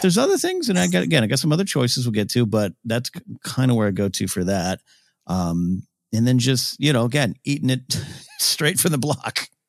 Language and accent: English; Orange County, California, United States; I was this kid from Orange County or a little bit later when we moved to the beach